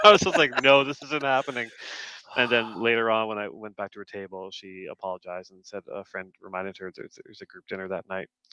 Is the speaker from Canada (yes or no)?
yes; Canada; being Canadian